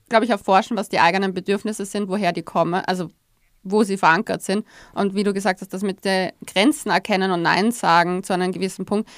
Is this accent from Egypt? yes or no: no; Austria; bei uns in Österreich